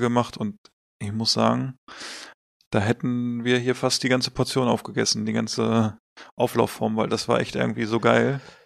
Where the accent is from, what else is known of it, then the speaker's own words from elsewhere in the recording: Hanover, Lower Saxony, Germany; als Hannoveraner.